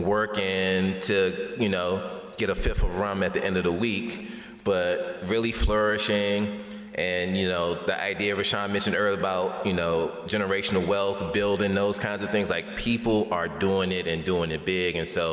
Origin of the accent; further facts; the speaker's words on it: Washington, District of Columbia, United States; moved away as an adult; And so I'm from DC, I'm from Southeast